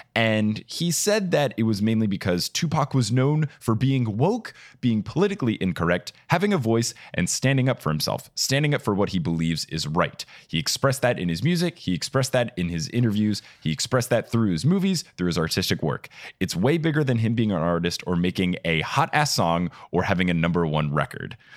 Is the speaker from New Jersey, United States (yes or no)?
yes; New Jersey, United States; my home state of New Jersey